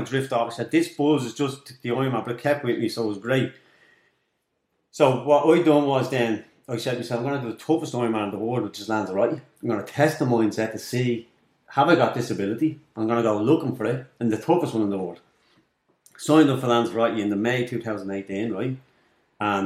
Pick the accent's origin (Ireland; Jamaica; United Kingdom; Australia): Ireland; Dublin, Leinster; I grew up in Darndale, I grew up in Cooler with nothing.